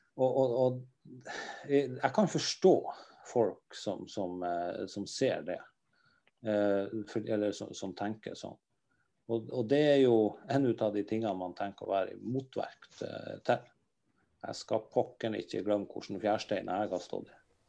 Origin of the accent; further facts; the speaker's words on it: Northern Norway, Norway; vi er ifra der vi er ifra